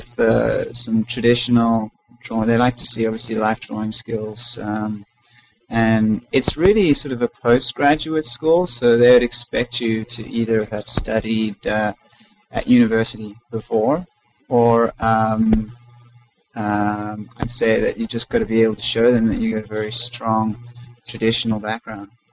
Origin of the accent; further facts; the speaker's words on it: South Africa; moved away; I'm originally from South Africa.